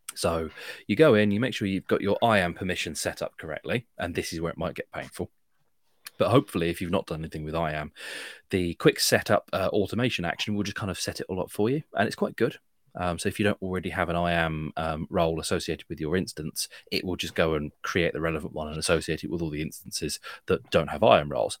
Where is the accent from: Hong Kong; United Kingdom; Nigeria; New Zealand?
United Kingdom; I'm British